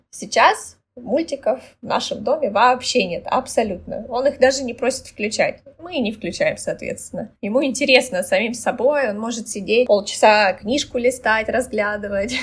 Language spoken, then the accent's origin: Russian; Russia; moved away as an adult; also born or lived in Istanbul, Turkey; now in Batumi, Georgia; мы э, уезжаем из Батуми, да, возвращаемся в Россию